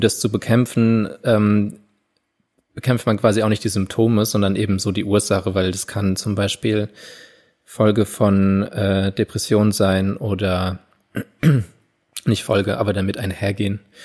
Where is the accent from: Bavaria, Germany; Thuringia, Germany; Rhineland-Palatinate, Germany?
Rhineland-Palatinate, Germany; Landau; in Landau nie gab, wo ich aufgewachsen bin